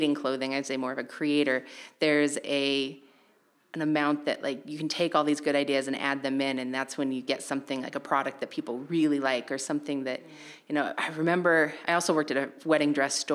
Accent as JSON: {"language": "English", "region": "Idaho", "country": "United States", "tie": "born or raised there", "moved": "yes", "lives_now": "New Bedford, United States", "said": "growing up in Idaho, I lived in a very, let's say, traditional atomic family"}